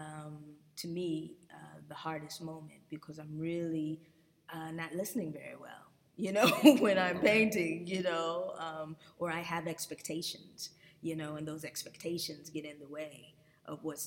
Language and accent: English; Los Angeles, California, United States; now in Atlanta, United States; I grew up in Los Angeles